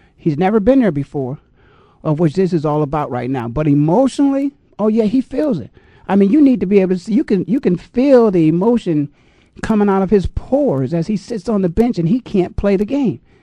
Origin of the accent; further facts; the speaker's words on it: Canton, Ohio, United States; now in Phoenix, United States; I'm from Canton